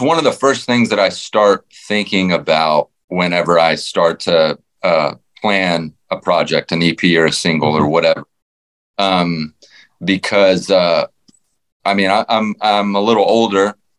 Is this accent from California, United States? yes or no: no; Fort Worth, Texas, United States; I grew up in the suburbs, you know, uh, but just being in Fort Worth